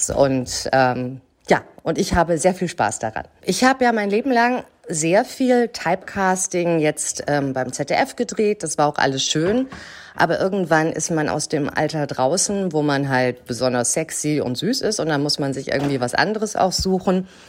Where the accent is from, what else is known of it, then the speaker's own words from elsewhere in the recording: Hamburg, Germany; Ich bin Schauspielerin, ich komme aus Hamburg und ich habe angefangen zu Schauspielern mit 17.